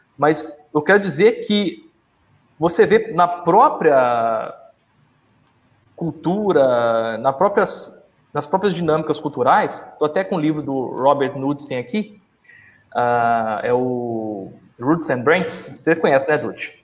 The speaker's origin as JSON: {"language": "Portuguese", "region": "Minas Gerais", "country": "Brazil", "said": "na minha terra, Minas Gerais"}